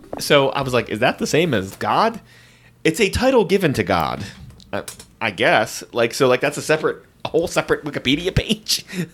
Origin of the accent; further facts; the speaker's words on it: United States; we're stupid idiots from the United States